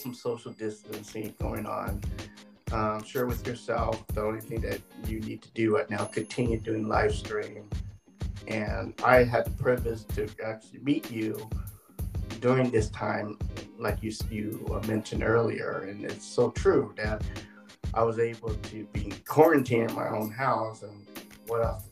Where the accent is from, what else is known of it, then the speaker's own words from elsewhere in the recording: California, United States; I'm from the West Coast, I'm from California, I'm a California boy, been here since, I'm going to give away my age, 55 years